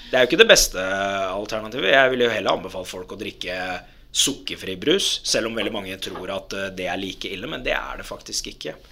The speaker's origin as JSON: {"language": "Norwegian", "town": "Lørenskog", "region": "Akershus", "country": "Norway", "tie": "born or raised there", "also_born_or_lived": "Dubai, United Arab Emirates"}